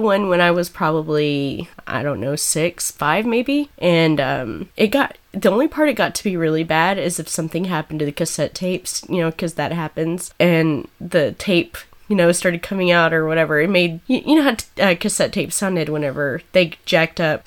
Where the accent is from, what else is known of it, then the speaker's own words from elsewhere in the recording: Snyder, Texas, United States; I come from Snyder, Texas